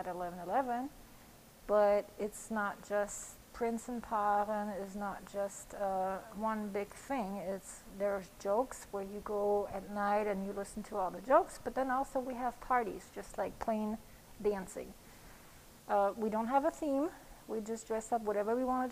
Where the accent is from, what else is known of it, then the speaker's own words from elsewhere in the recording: Kaiserslautern, Rhineland-Palatinate, Germany; moved away; also born or lived in France; Besides France, I grew up in Kaiserslautern, which is the Pfalz.